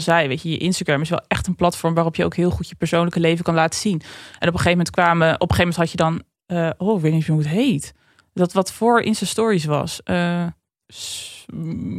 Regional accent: Drenthe, Netherlands; ik kom uit Drenthe

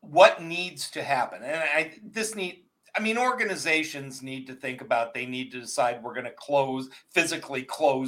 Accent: Canada; living in growing up in Canada

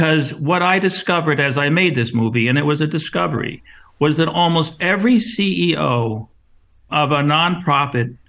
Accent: Los Angeles, California, United States; I'm from Hollywood, you know, I've spent my life in Hollywood

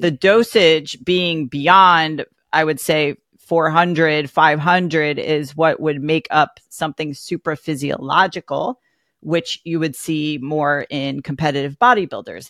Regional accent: Greenwich, Connecticut, United States; I grew up in Greenwich, Connecticut

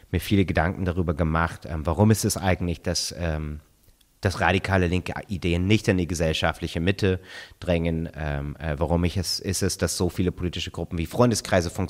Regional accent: United States; ich meine, ich bin in den Vereinigten Staaten aufgewachsen.

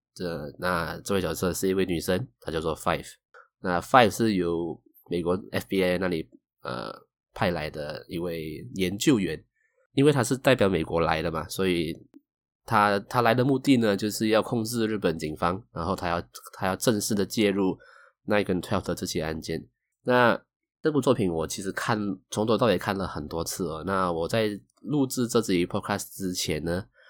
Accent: Malaysia; 我是来自马来西亚的九零后上班族

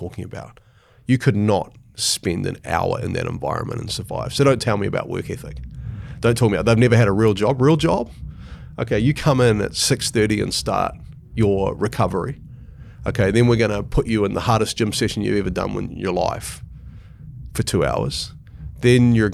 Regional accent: New Zealand

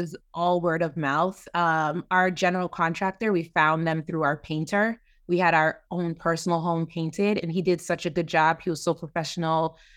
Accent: Kentucky, United States; now in Maryland, United States; I'm from Kentucky

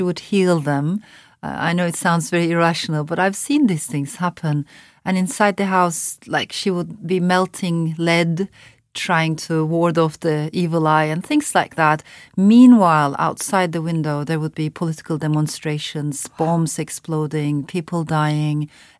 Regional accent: Ankara, Turkey; also born or lived in France / Strasbourg; I was born in France to Turkish parents. And afterwards, we came to Turkey, me and my mother. My father stayed in France. And I found myself, after Strasbourg, I found myself in this very conservative middle-class neighborhood in the middle of Ankara

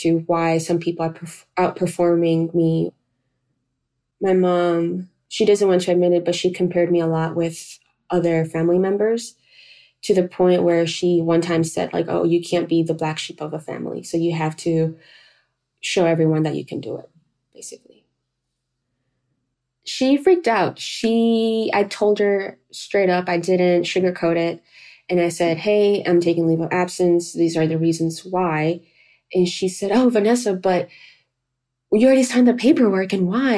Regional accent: North Carolina, United States; moved away as an adult; also born or lived in Cali, Colombia / New York City; now in Portland, Maine, United States; We then shortly moved to North Carolina, and there I did all of my schooling.

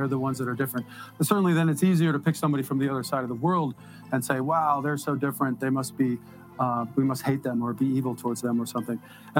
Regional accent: Detroit, Michigan, United States; born there; I was born in Detroit, Michigan.

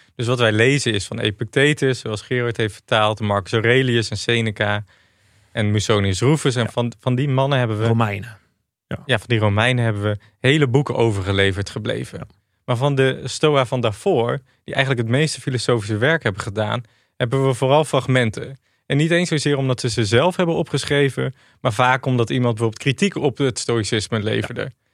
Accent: Achterhoek, Gelderland, Netherlands; moved away as an adult; also born or lived in Rotterdam; Ik kwam uit de Achterhoek.

